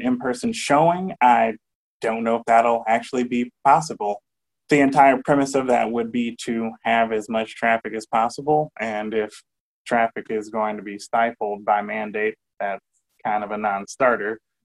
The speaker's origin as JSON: {"language": "English", "town": "Benton Harbor", "region": "Michigan", "country": "United States", "tie": "born or raised there", "said": "I was raised in Benton Harbor, Michigan, as an adopted child of two really cool people."}